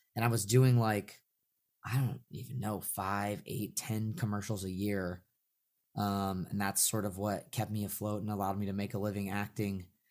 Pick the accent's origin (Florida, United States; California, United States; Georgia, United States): California, United States; Northern; I grew up in Northern California.